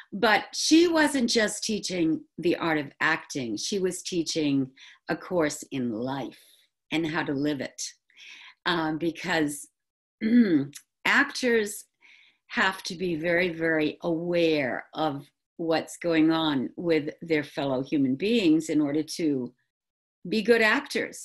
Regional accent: New England, United States; accent: New England; also born or lived in Manhattan; I've gone back to my New England accent

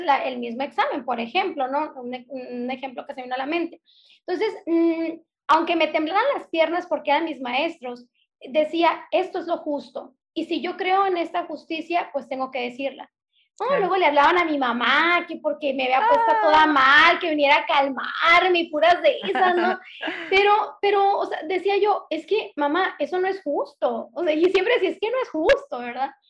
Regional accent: Hermosillo, Sonora, Mexico; accent: northern; now in Ciudad Obregón, Mexico; soy del norte de la República Mexicana, soy de Sonora nacida en Hermosillo, Sonora, y ahorita radico en Ciudad Obregón, Sonora

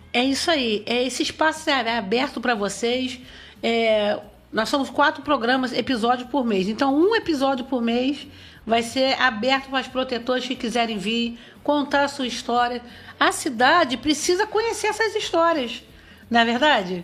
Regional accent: Barra do Piraí, Rio de Janeiro, Brazil; moved away as an adult; now in São João de Meriti, Brazil; eu estou aqui há 25 anos, eu sou de Barra do Piraí

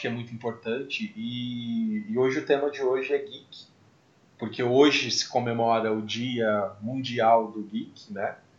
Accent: Mococa, São Paulo, Brazil; Eu sou de Mococa.

